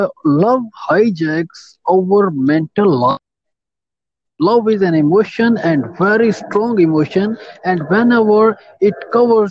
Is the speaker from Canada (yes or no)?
no; Pakistan; I am from Pakistan.